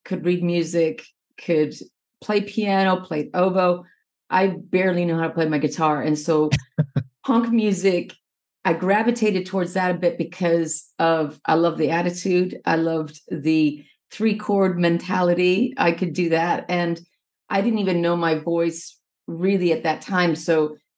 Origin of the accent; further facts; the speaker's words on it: Minnesota, United States; I'm originally from Minnesota, and I grew up in this little suburb, like about 25 miles south of Minneapolis in the 80s.